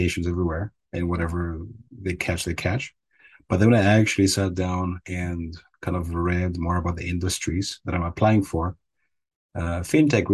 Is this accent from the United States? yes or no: no; Cyprus; moved away as an adult; now in Netherlands; I grew up in Cyprus. So I was there for around, most of my life, for 20 or so years